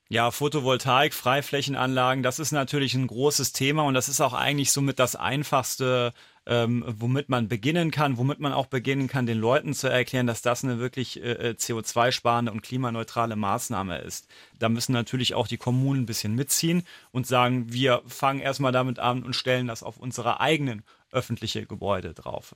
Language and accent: German; Saarland, Germany; bei uns im Saarland